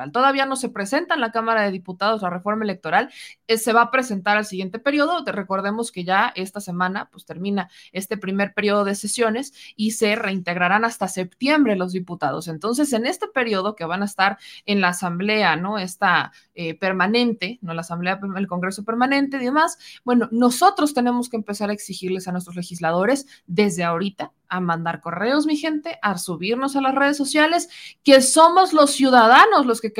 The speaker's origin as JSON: {"language": "Spanish", "country": "Mexico", "said": "Somos los mexicanos, así que vámonos organizando porque si no, esto no va a funcionar"}